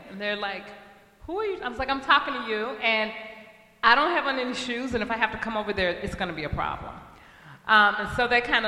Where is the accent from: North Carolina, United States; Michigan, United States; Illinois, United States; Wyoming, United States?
Illinois, United States; East St. Louis; now in St. Paul, United States; I grew up in East St. Louis, Illinois